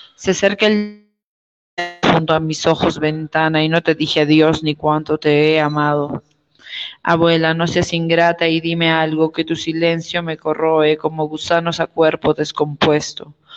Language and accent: Spanish; Arequipa, Peru; now in Cusco, Peru; soy arequipeña y eh, estoy radicando en Cusco